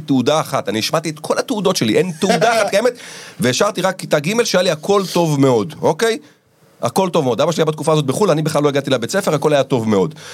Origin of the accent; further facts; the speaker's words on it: Israel; וגדלתי בקיבוץ